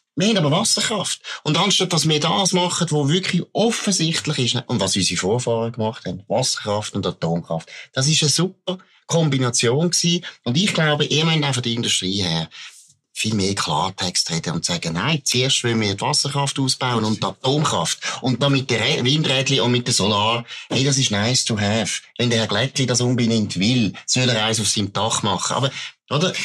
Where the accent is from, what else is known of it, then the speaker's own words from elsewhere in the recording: Baden, Aargau, Switzerland; ich komme aus Baden, mein Vater kommt von der ABB, ich habe erlebt, wo mein Vater dort geschafft hat, in den 70er Jahren